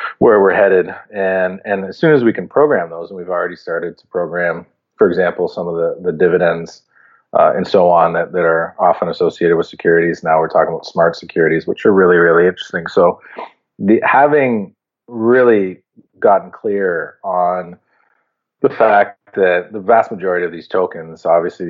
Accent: Canada; as a Canadian

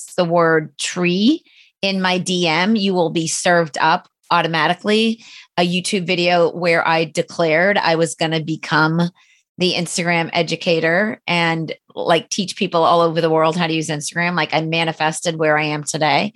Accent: Boston, Massachusetts, United States; also born or lived in Cape Cod; I'm from Boston and live in a high rise right downtown

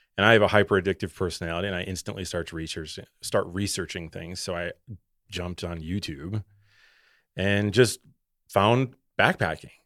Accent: Wisconsin, United States; I'm, I'm from Wisconsin.

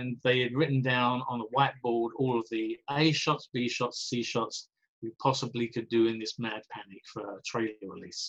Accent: Essex, East of England, United Kingdom; moved away as an adult; also born or lived in San Francisco / Santa Clarita; now in Los Angeles, United States; I'm from Essex.

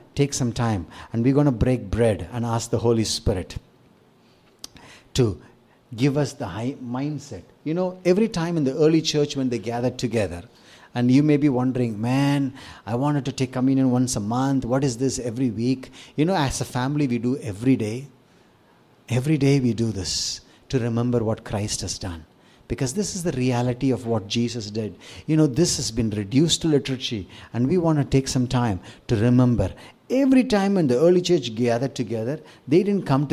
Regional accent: India; as an Indian

